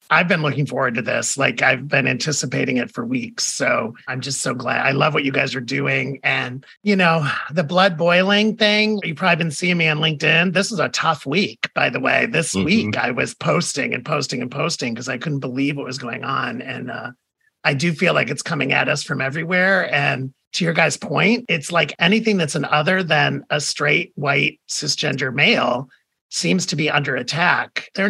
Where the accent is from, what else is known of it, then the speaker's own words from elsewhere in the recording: Toledo, Ohio, United States; moved away; also born or lived in Georgia; I was born in Toledo, Ohio, uh, 1965. So I'm officially, as a marketer, I'm a baby boomer